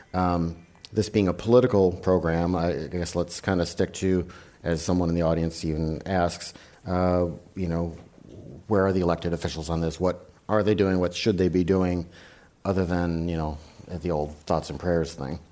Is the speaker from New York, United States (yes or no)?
no; Wisconsin, United States; I'm from Wisconsin